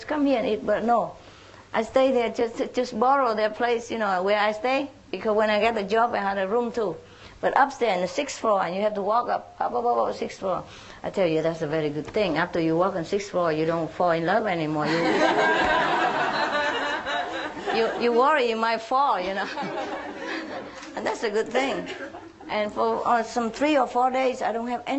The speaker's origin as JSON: {"language": "English", "country": "Vietnam", "tie": "born or raised there", "also_born_or_lived": "France", "moved": "as an adult", "said": "I was born in Vietnam"}